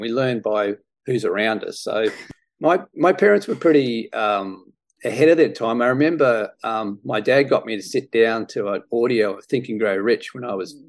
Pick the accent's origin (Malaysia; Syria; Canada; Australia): Australia; My parents weren't that pushy. I mean, you know, I lived 500 meters from a golf course.